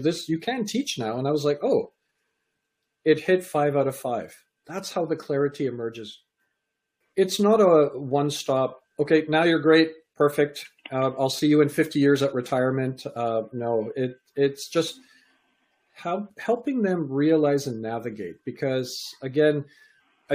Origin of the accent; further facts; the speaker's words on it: Canada; also born or lived in England; I was born in England, raised in Canada.